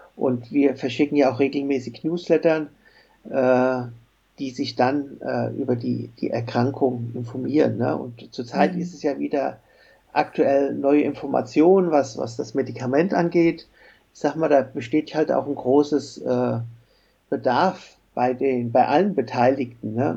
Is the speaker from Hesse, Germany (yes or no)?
yes; Frankfurt, Hesse, Germany; ich komme ja hier aus Frankfurt